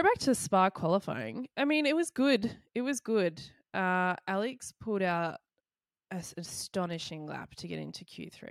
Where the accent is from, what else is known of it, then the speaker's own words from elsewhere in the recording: Australia; sometimes being an Australian fan